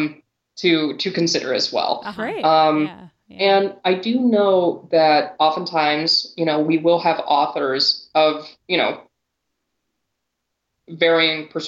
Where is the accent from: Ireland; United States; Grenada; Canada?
United States; Lompoc, California; my hometown of Lompoc, beautiful Lompoc, California